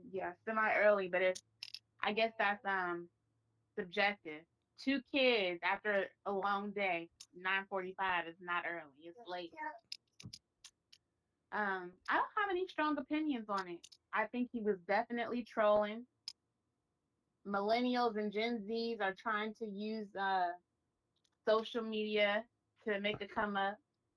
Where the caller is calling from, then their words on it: Seattle, Washington, United States; I have the Mother and Daughter Duo podcast, and I'm calling from Seattle, Washington.